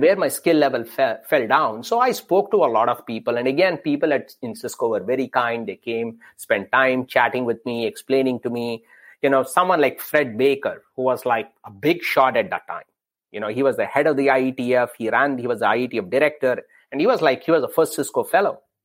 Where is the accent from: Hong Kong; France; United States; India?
India; growing up in India